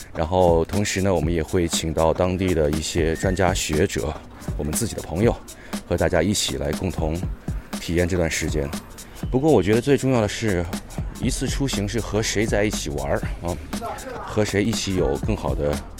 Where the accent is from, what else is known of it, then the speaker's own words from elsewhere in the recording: Wuhan, Hubei, China; moved away; also born or lived in Beijing; 因为本身我是武汉人啊，所以大家可想而知那个时候的感觉，而我呢又不在武汉那个生活，所以当时很担心家乡的情况